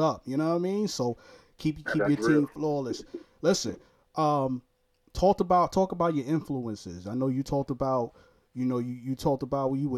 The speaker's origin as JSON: {"language": "English", "town": "New York City", "region": "New York", "country": "United States", "said": "I'm from Brooklyn, New York."}